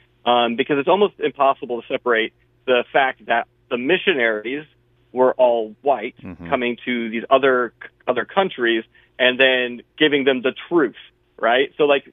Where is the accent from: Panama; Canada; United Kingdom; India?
Panama; born there; So I was born in Panama and Central America.